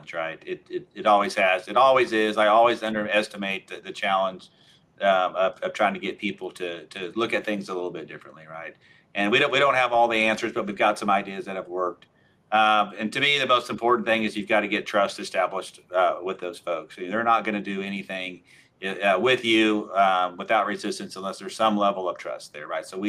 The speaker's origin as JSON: {"language": "English", "region": "Oklahoma", "country": "United States", "said": "I'm from Oklahoma"}